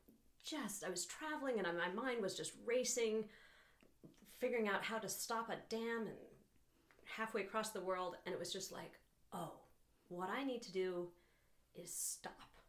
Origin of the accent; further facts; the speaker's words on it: Boulder, Colorado, United States; now in Moab, United States; I grew up in Boulder, Colorado.